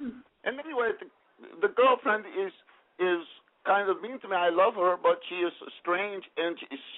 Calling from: Ventura, California, United States; I'm 21 years old, and I'm calling out of the Ventura area.

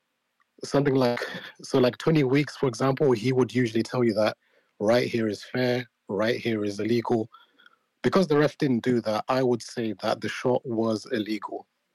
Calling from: United Kingdom; Yeah, I'm calling in from the UK.

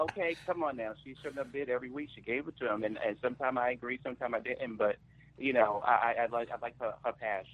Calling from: New York City, New York, United States; calling from Brooklyn.

